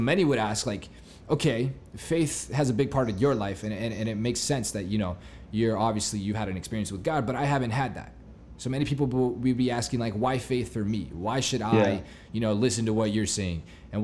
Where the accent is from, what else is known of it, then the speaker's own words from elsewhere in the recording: Claremont, California, United States; I'm 19 years old and I'm from Claremont, California.